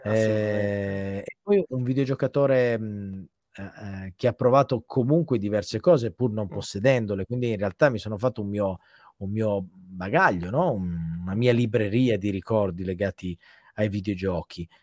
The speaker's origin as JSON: {"language": "Italian", "area": "province of Turin", "region": "Piedmont", "country": "Italy", "tie": "born or raised there", "said": "vivo tuttora nello stesso paese in cui diciamo sono nato, mm, in provincia di Torino"}